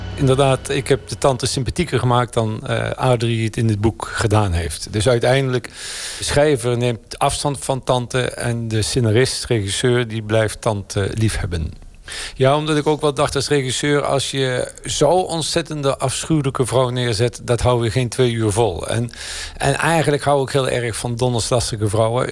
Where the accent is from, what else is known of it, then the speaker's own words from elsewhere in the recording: a hamlet near Oss, North Brabant, Netherlands; moved away; also born or lived in Nijmegen; Ik uit een gehucht bij Industriestad Os